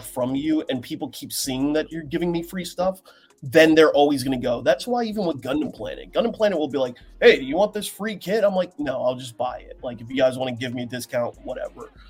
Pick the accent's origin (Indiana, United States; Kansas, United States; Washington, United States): Washington, United States; Seattle; I'm from Seattle.